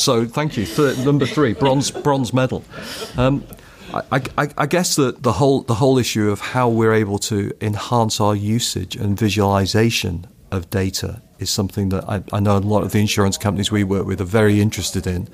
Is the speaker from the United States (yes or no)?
no; United Kingdom; I'm a Brit